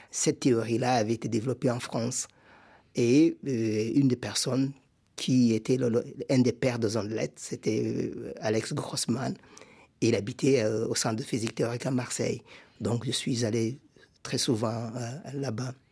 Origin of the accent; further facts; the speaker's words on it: Burundi; Rwanda ma famille a quitté le, Rwanda au début des années 60. Et nous sommes installés au Burundi. donc j'ai grandi comme réfugié au Burundi.